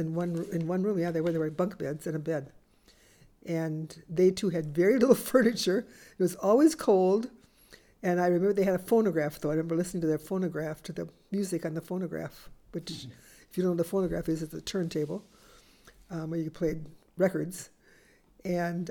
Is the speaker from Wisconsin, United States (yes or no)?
yes; Ellsworth, Wisconsin, United States; moved away as an adult; also born or lived in Racine, Wisconsin; I had to go home for something, and so I flew to Minneapolis, and then I had to drive from Minneapolis to Ellsworth